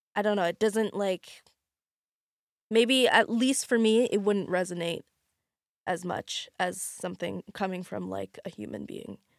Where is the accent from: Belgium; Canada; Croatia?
Canada; Alberta; moved away as an adult; now in Lower Mainland, Canada; I'm from Alberta, and I moved here, uh, like, just after high school to go to do fashion design.